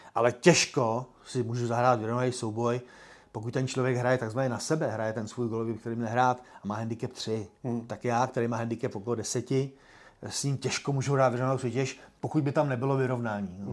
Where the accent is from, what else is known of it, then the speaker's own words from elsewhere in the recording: Czechia; jsme Češi